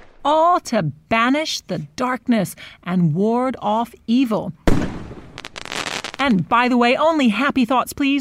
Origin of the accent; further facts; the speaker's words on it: Texas, United States; moved away; my home state